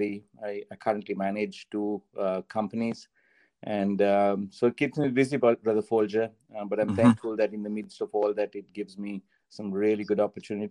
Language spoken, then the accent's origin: English; Sri Lanka; moved away as an adult; also born or lived in Singapore; That's where I was born. That's where I grew up